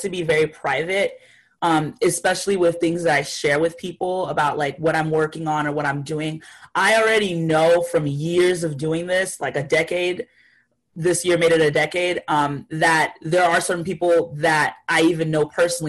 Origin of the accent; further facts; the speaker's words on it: Florida, United States; also born or lived in Haiti; I come from a small town in Florida. I was born in Haiti, but I grew up in Florida at the age of 5 going on.